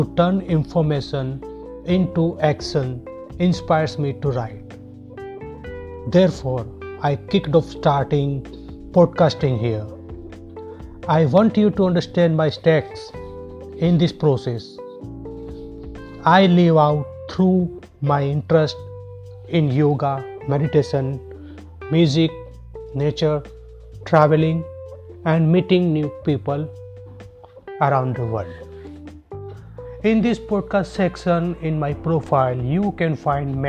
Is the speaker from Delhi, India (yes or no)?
no; Gujarat, India; I'm from Gujarat, India